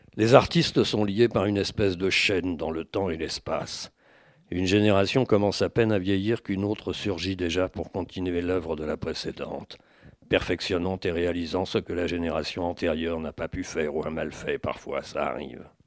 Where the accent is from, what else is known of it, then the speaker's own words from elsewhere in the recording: France; je suis français